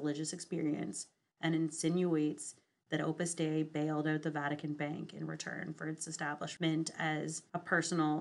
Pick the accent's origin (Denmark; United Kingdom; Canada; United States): Canada; Western Canada; born or raised there